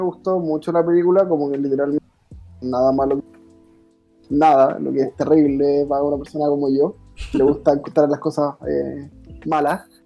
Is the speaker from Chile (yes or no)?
yes; southern Chile, Chile; moved away; yo soy